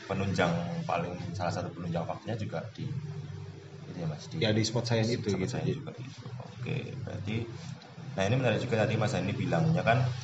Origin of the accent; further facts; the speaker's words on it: Bandung, West Java, Indonesia; now in Jakarta, Indonesia; Saya dari Bandung uh, lahir 9 November 1990 uh, eh, itu aja kali ya nggak ada yang asli Bandung berarti mas asli Bandung, asli Bandung. tumbuh besar di Bandung Bisa tapi stay di Jakarta